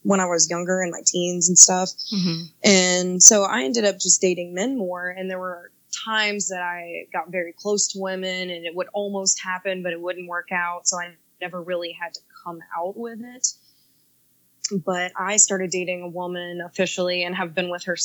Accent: the South, United States; I'm also from the South

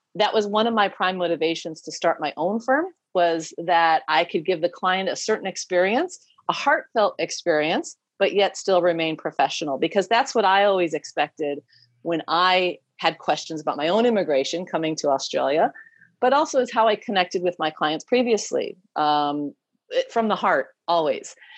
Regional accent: United States; moved away as an adult; I'm also American. I'm a dual citizen now.

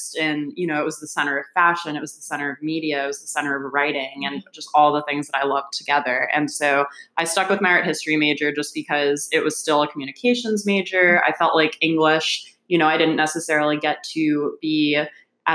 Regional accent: New Jersey, United States; moved away as an adult; now in New York, United States; I am originally from New Jersey

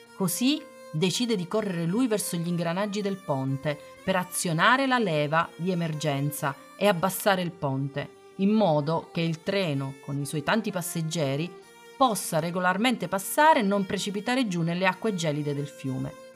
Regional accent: Matera, Basilicata, Italy; a Matera, nella mia terra di origine

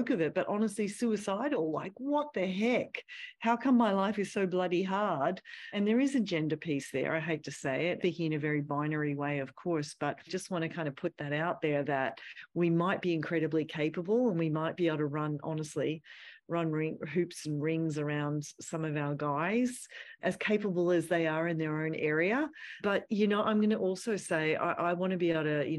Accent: Australia; moved away as an adult; I'm from Australia.

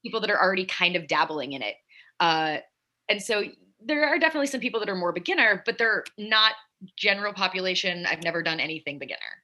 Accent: Salt Lake City, Utah, United States; moved away as an adult; also born or lived in Delaware / Boston; now in New York, United States; I was born in Delaware. Uh, lived there till I was 10, and then my parents moved us to Salt Lake City, Utah. So oh. I spent my formative years out west um, from when I was 10 to when I was 18

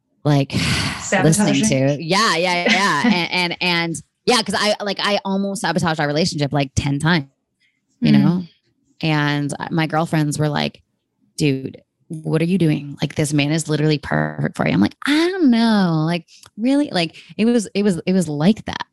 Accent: Canada; now in United States; being a Canadian, no one really cares about politics up there. Whereas when I moved to America

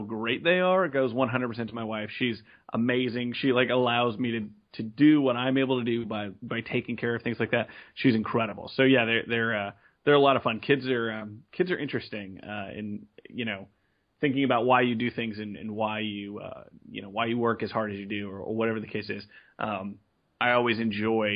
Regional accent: San Antonio, Texas, United States; I'm from Texas, San Antonio specifically, born and raised here.

